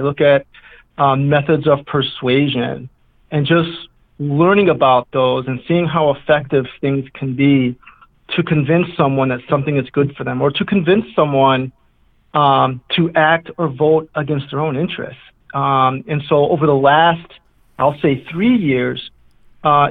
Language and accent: English; New York City, New York, United States; now in Deerfield, United States; I grew up in New York City during the crazy, wild drug wars of the 1980s in the South Bronx